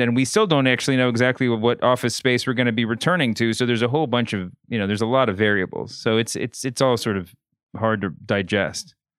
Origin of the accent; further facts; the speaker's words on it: Louisville, Kentucky, United States; also born or lived in North Carolina; I was born and raised in Louisville, Kentucky